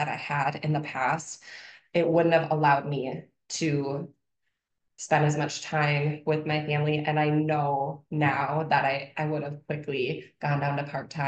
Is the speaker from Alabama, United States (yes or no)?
no; Minnesota, United States; also born or lived in Wisconsin; born and raised in Minnesota. So I am not far from my hometown